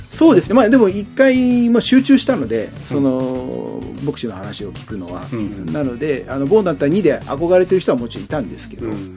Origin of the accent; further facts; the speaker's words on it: Yokohama, Kanagawa, Japan; also born or lived in Chiba / Kawasaki; 生まれは千葉ですけど、えっと、育ったメインは横浜と川崎ですね